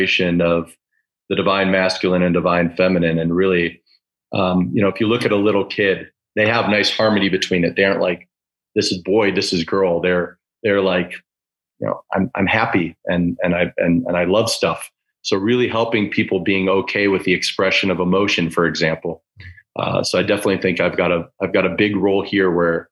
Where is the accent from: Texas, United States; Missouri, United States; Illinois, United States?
Illinois, United States; Chicago; my childhood heroes growing up in Chicago